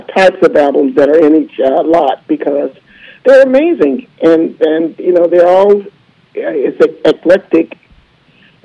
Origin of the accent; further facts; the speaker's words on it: Detroit, Michigan, United States; I'm from Detroit